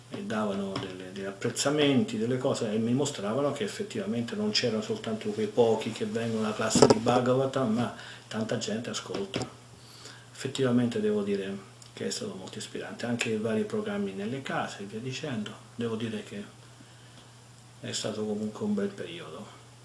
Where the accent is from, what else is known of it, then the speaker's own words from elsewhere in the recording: Italy; moved away as an adult; now in San Antonio, United States; della mia terra natia